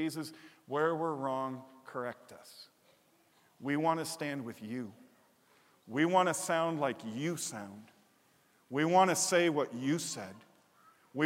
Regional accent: Chicago, Illinois, United States; moved away; I grew up in Chicago

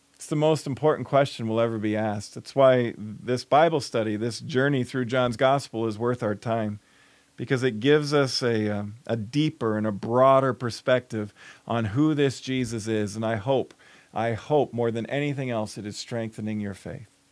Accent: Chicago, Illinois, United States; moved away as an adult; My hometown is Chicago

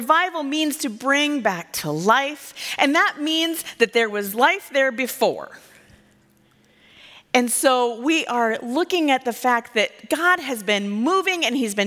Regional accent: Iowa, United States; I'm from Iowa

